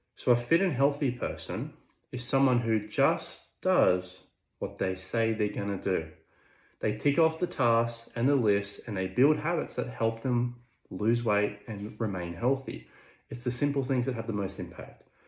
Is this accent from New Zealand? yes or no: no; Orange, New South Wales, Australia; I was working in my hometown at Orange, New South Wales